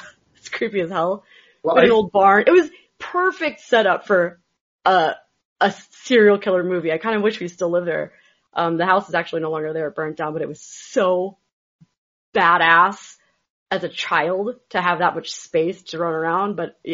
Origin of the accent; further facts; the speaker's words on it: Michigan, United States; moved away; also born or lived in Florida; we lived on 50 acres when I was born in Michigan.